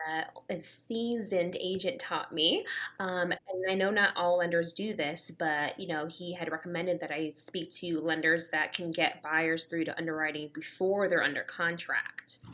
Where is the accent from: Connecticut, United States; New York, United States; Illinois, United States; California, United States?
Connecticut, United States; Danbury; moved away as an adult; now in Atlanta, United States; I am actually from Danbury, Connecticut, so Fairfield County. So I moved down to Georgia less than two